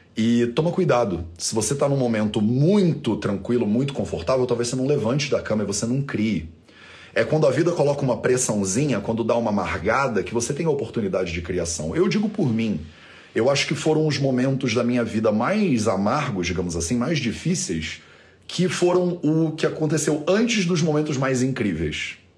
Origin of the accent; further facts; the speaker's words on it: Rio de Janeiro, Brazil; eu passei grande parte da minha infância na Ilha do Governador, no Rio de Janeiro